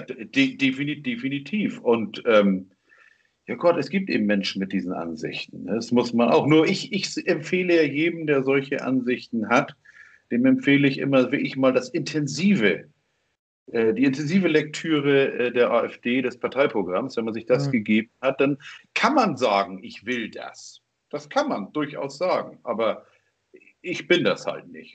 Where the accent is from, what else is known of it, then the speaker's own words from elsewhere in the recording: Germany; bin ich jetzt in Deutschland geboren.